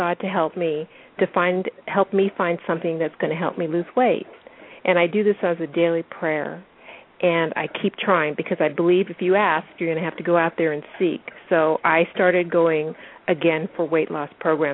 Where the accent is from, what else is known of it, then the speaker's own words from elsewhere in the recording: Washington, United States; I'm 50 years old, and I'm from Washington State